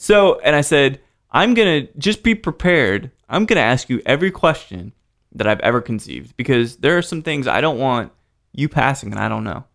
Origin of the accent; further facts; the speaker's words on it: Houston, Texas, United States; moved away; also born or lived in Salt Lake City; I grew up in Houston a little bit